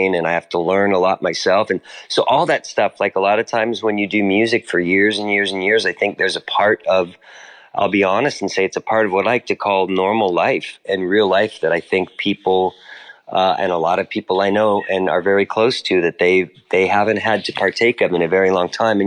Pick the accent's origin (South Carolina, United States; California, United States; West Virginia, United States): California, United States; Los Angeles; moved away as an adult; now in British Columbia, Canada; I'm born and raised in Los Angeles.